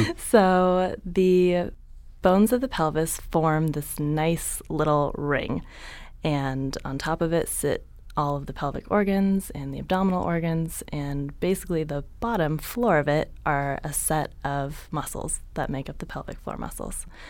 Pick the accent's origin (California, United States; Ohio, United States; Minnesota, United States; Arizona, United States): California, United States; San Jose; also born or lived in San Diego; I grew up in San Jose, Northern California